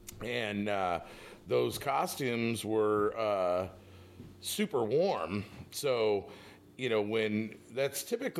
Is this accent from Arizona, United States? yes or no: no; California, United States; now in Northern Michigan, United States; growing up in California.